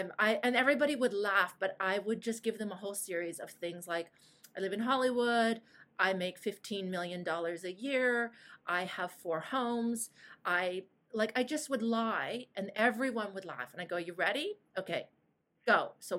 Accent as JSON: {"language": "English", "town": "Toronto", "region": "Ontario", "country": "Canada", "tie": "born there", "said": "I live in Green Bank. I'm married to Aaron. My daughter's name Madeline and Julia. I was born in Toronto."}